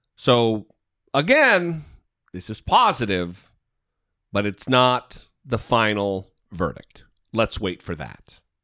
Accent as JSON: {"language": "English", "region": "Idaho", "country": "United States", "tie": "born or raised there", "said": "my home state of Idaho"}